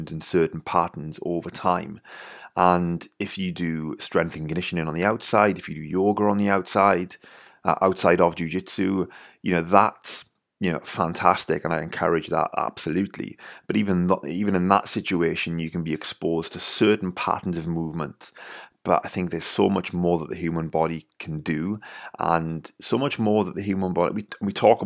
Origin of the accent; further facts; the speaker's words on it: Wales, United Kingdom; accent: Welsh; my Welsh accent